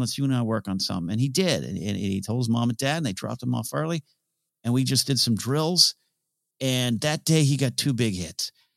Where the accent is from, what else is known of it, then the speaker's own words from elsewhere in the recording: Arroyo Grande, California, United States; They moved to my hometown. I, you know, coached up in Arroyo Grande, California